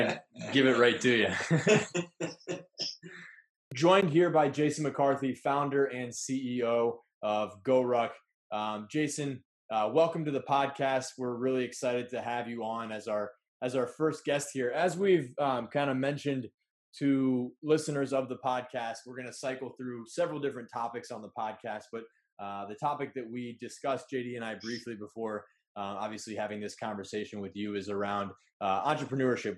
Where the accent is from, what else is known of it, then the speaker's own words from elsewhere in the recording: Columbus, Ohio, United States; I actually grew up in Columbus too